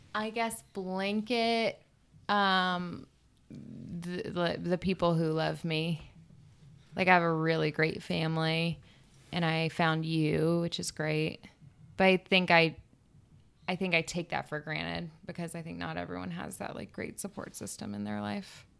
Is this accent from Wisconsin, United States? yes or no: no; Panama City, Florida, United States; moved away as an adult; also born or lived in Alabama / New York; I lived in the Panhandle of Florida